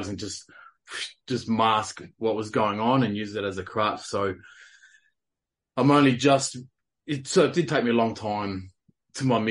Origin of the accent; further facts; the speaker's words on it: South Australia, Australia; moved away as an adult; now in the coast, Australia; I'm from South Australia, so I was born and bred South Australian, crow eater.